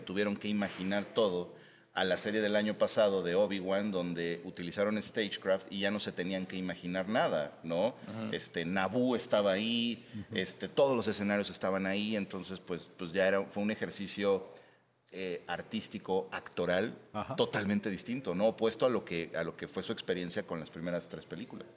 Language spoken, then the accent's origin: Spanish; Mexico